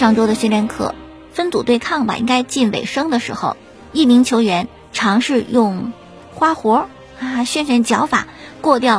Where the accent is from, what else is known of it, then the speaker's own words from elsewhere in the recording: China; 我觉得作为中国人这是应该的，每一个中国人都应该为这次的抗击新型冠状病毒感染的肺炎的疫情贡献自己的力量